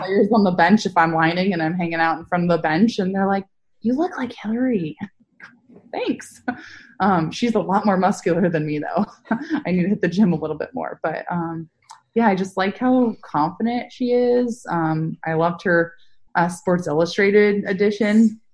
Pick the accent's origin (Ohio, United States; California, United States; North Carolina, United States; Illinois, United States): California, United States; Northern; I'm from Northern California.